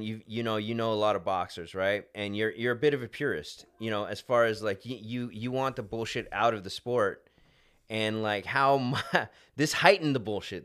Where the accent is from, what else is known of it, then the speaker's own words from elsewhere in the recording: Hemet, California, United States; we're from Hemet